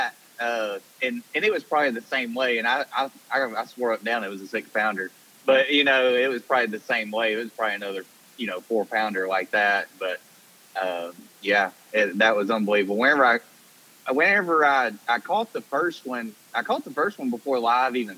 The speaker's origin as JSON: {"language": "English", "region": "Alabama", "country": "United States", "tie": "born or raised there", "moved": "as an adult", "lives_now": "Tennessee, United States", "said": "I grew up on the Coosa River"}